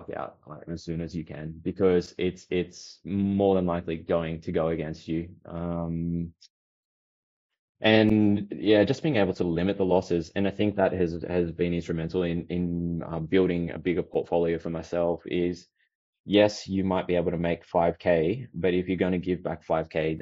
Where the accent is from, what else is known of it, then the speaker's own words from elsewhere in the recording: Australia; I'm Aussie